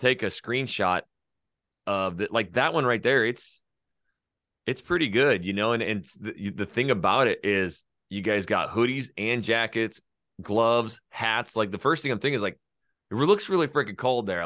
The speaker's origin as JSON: {"language": "English", "region": "North Idaho", "country": "United States", "tie": "born or raised there", "said": "was born and raised North Idaho"}